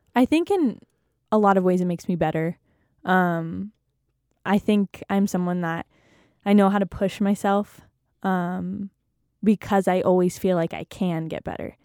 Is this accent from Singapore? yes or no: no; San Jose, California, United States; moved away as an adult; also born or lived in Malibu, California; now in Utah, United States; I loved growing up in California. I pretty much lived in the same house my whole life in a little suburb called the Almaden Valley.